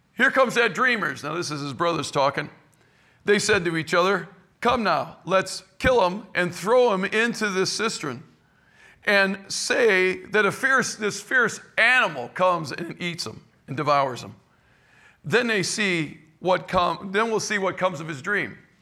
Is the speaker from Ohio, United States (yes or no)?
yes; Cleveland, Ohio, United States; now in St. Louis area, United States; I was raised in Cleveland, Ohio